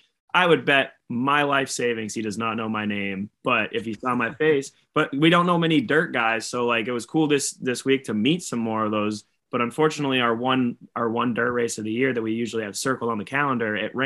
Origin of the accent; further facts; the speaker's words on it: Maine, United States; we're obviously from Maine